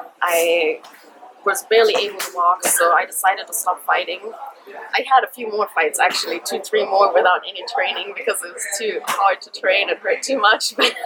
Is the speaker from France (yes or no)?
no; Germany; also born or lived in Kenya; now in Thailand; I am originally from Germany and Kenya. I am just turned 33 years old. I've been living in Thailand and fighting out of Tiger Muay Thai for a couple years now.